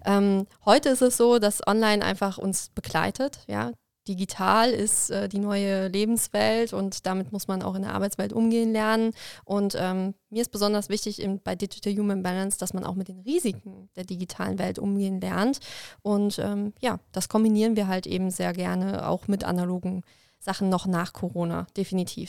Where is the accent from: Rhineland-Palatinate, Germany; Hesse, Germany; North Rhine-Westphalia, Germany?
Rhineland-Palatinate, Germany; Koblenz area; in meiner Heimat und habe dann in Koblenz angefangen zu studieren